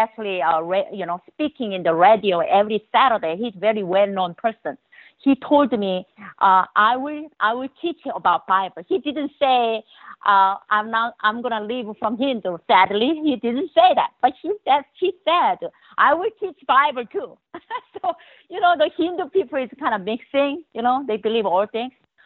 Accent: South Korea; English is a second language; moved away as an adult; now in United States; Well, I was born in Korea, South Korea, you know, at little really village.

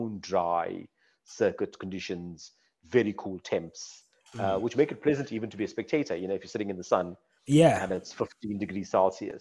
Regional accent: Durban, KwaZulu-Natal, South Africa; also born or lived in Cape Town; the coast in Durban, my hometown

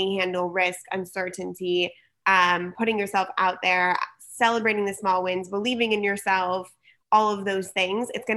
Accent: San Diego, California, United States; also born or lived in Berkeley / New York / Los Angeles; I was born and raised in San Diego.

